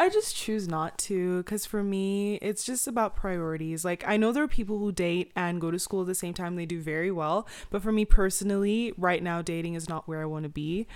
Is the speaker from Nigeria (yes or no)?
yes; Nigeria; I'm Nigerian